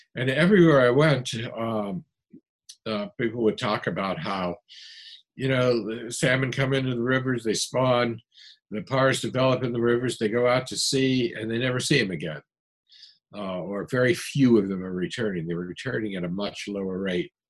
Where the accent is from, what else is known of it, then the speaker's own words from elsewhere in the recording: New England, United States; I come from New England